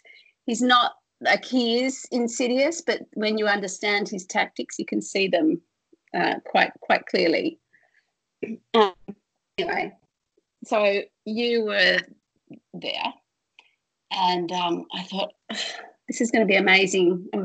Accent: Australia; from Australia

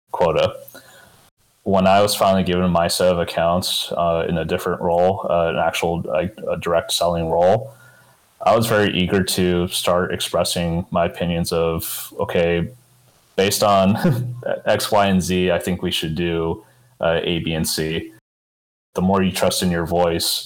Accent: Tucson, Arizona, United States; I was born and raised in Tucson, Arizona.

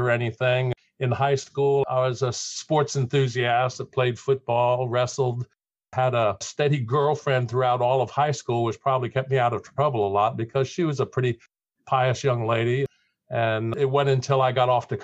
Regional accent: McLean, Virginia, United States; also born or lived in Bellefonte, Pennsylvania / Falls Church, Virginia; I moved down to the Northern Virginia area, and I lived mostly in Falls Church for up until about fifth grade, and then in McLean

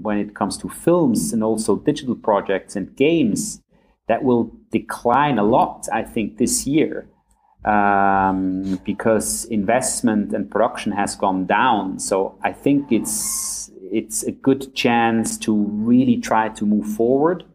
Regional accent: a village near Zurich, Switzerland; moved away as an adult; now in Munich, Germany; where I grew up in uh, in, uh, in, a, in, a, little little village about 15 minutes outside of Zurich.

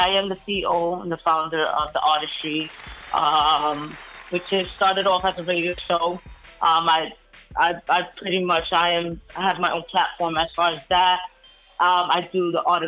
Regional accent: New York City, New York, United States; I'm from the Bronx

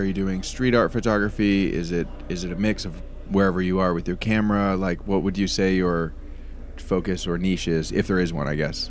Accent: Marin County, California, United States; upper middle class family that did fine, but like a lot of my friends, I grew up in Marin County, which is like a well-off area. I would say comparable to Marin County, I was on like the lower end of that.

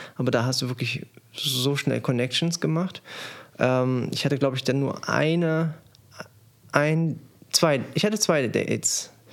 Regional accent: Germany; bei uns in Deutschland

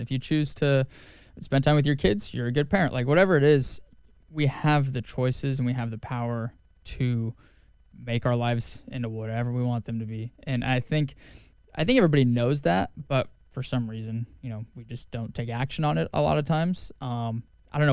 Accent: Wyoming, United States; growing up in Wyoming

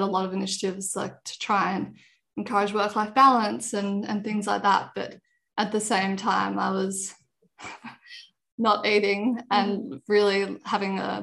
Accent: Sydney, New South Wales, Australia; also born or lived in Canberra; I grew up in Sydney, been here all my life

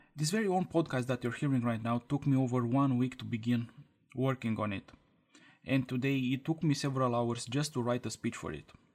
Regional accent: Romania; English is a second language; I'm from Romania and English is my second language.

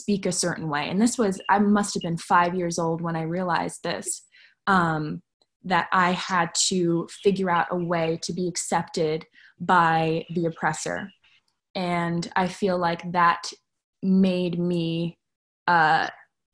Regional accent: Montclair, New Jersey, United States; I grew up in Montclair, New Jersey

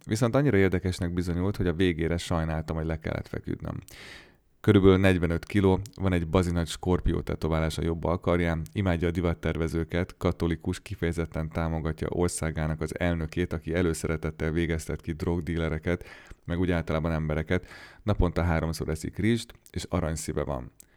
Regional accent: Hungary; moved away as an adult; now in Goldsboro, United States; hogy magyar vagyok

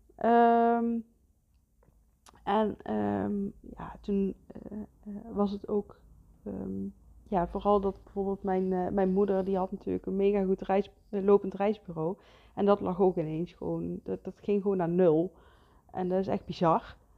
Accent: Geldrop, North Brabant, Netherlands; moved away as an adult; also born or lived in Heeze; now in Bakel, Netherlands; ik kom van origine uit Gelderop. ik ben niet in Gelderop geboren, maar kort daarna ben, zijn we naar Gelderop toe verhuisd en daar heb ik eigenlijk heel mijn leven eh, gewoond.

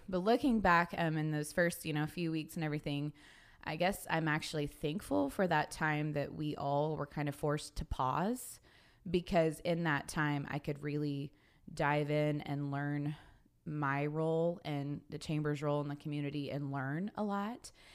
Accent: Sapulpa, Oklahoma, United States; also born or lived in Kilgore, Texas; now in Guthrie, United States; I am originally from Sepulpa, Oklahoma

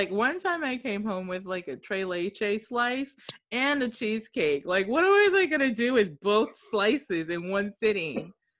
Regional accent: Okinawa, Japan; especially us being from overseas and me growing up in Okinawa, some of these foods don't taste right.

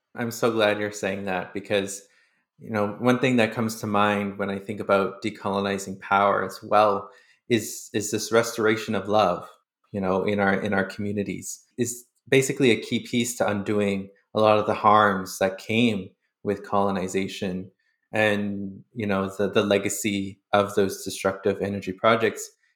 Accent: Sturgeon Lake Cree Nation, Alberta, Canada; now in Winnipeg, Canada; I'm from Surgeon Lake Cree Nation in Treaty Eight Territory

